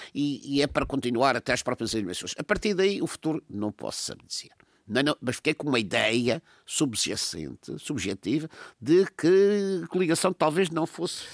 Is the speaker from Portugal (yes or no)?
yes; Madeira, Portugal; madeirense que sou